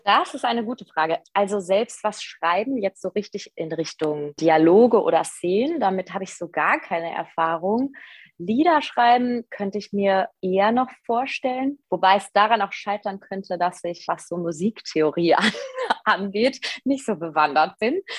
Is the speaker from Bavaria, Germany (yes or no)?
no; Hachenburg, Rhineland-Palatinate, Germany; now in Düsseldorf, Germany; ich komme aus Hachenburg, aus dem Westerwald. Das ist in Rheinland-Pfalz. Äh, da bin ich geboren